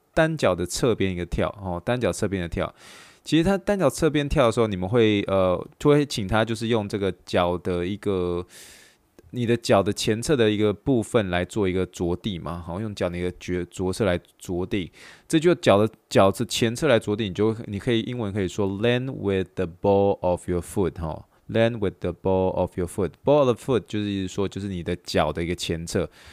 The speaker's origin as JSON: {"language": "Chinese", "country": "Taiwan", "moved": "yes", "said": "我来自于就是，嗯，台湾那个背景"}